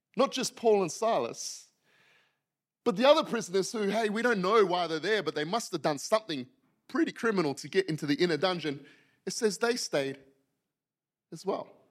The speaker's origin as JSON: {"language": "English", "region": "Western Australia", "country": "Australia", "also_born_or_lived": "Yokohama, Japan", "moved": "as an adult", "said": "I'm from Western Australia"}